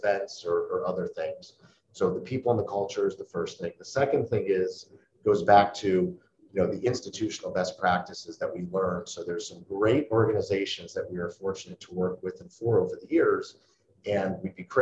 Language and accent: English; Cleveland, Ohio, United States; moved away as an adult; also born or lived in Oxford, Ohio; now in New York, United States; the neighborhood where we grew up in Cleveland, Ohio